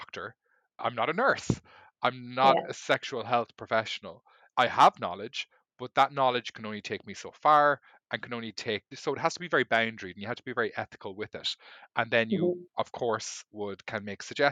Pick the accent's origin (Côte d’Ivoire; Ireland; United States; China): Ireland; I grew up in Ireland